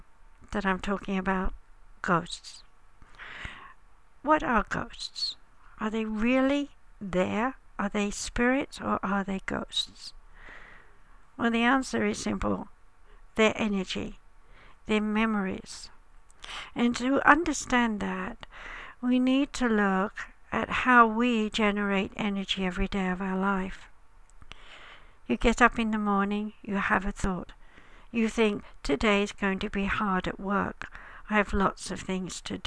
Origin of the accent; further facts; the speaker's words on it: United Kingdom; As I'm British